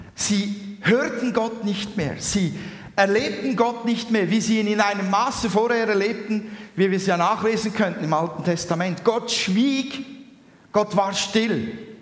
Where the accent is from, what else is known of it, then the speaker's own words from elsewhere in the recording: Switzerland; bei uns in der Schweiz. wo die Welt noch in Ordnung ist